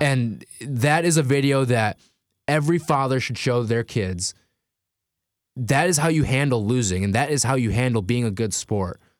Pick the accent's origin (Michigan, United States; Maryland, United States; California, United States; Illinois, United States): Illinois, United States; Chicago; now in East Coast, United States; I'm from the Midwest. I'm from Chicago.